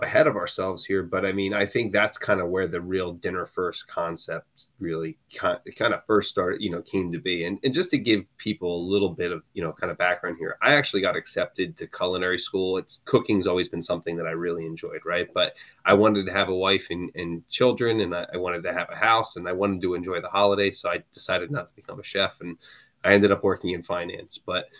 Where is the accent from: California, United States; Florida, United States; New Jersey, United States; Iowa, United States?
New Jersey, United States; unless I was going to a great Jersey, I'm in from New Jersey. So unless I'm going to a great New Jersey diner, you know, breakfast is not really important to me.